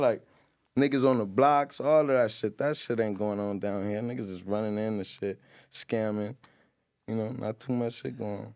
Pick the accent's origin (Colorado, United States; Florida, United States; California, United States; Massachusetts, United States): California, United States; Long Beach; I'm from Long Beach, man. I grew up on the north side and the east side